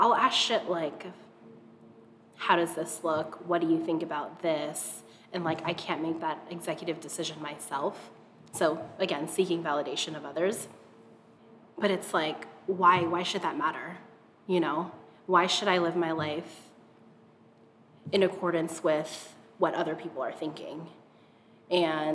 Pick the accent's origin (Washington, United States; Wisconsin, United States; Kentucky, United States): Washington, United States; Seattle; also born or lived in Hawaii; We moved to Seattle from Hawaii, like in third grade